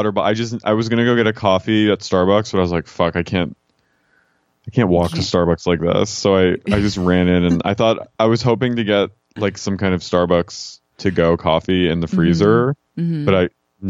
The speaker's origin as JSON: {"language": "English", "town": "Philadelphia", "region": "Pennsylvania", "country": "United States", "moved": "yes", "said": "I'm from Philly. You know, I'm from Philly."}